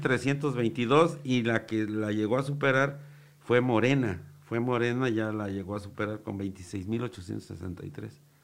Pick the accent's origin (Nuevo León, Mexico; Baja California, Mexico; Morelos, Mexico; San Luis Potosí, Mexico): Morelos, Mexico; Cuautla; los que somos aquí de Cocla